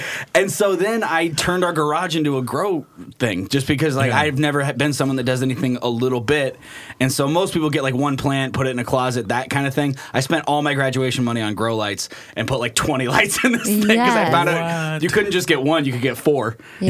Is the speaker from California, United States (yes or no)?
no; Aloha, Oregon, United States; also born or lived in Colorado; I grew up in Aloha, Oregon. So, if you guys are familiar with the Portland area, it's just a deep west side. It's a little town between Beaverton and Hillsboro.